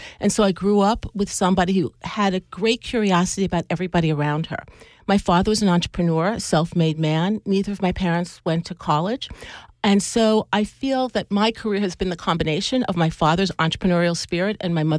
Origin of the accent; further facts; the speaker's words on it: Long Island, New York, United States; I grew up on Long Island.